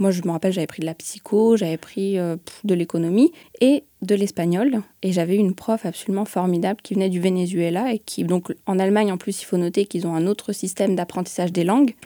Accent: Lyon suburbs, Auvergne-Rhône-Alpes, France; moved away; je viens de Lyon

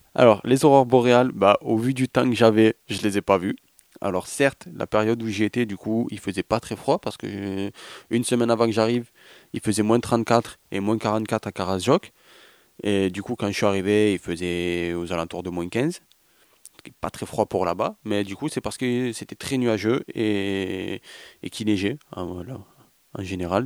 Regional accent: France; chez nous avec le TGV Montpellier-Paris en 3 heures

